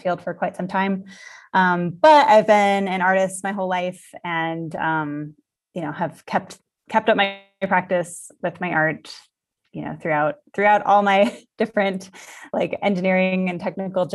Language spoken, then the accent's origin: English; Colorado, United States; I grew up in Colorado, United States